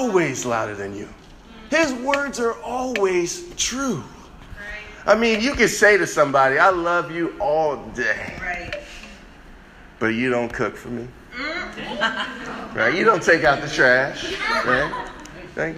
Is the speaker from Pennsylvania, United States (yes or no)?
no; Chicago, Illinois, United States; Me growing up in Chicago